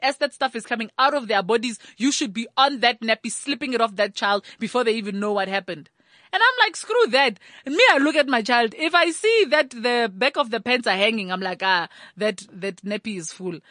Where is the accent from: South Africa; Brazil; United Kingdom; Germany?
South Africa; Thaba Nchu, Free State; I grew up in Tabanchu, which has a lot of Basotho and, uh, Batswana contingent